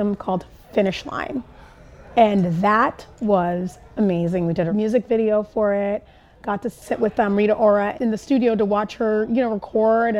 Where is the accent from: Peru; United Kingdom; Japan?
Japan; Tokyo; moved away; I grew up in Japan, in Tokyo